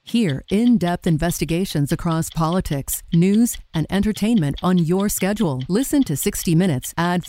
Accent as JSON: {"language": "English", "country": "Australia", "said": "I'm from Australia."}